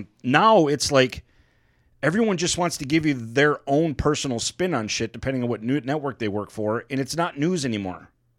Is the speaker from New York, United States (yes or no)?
no; Oakland County, Michigan, United States; moved away; for us growing up in Oakland County.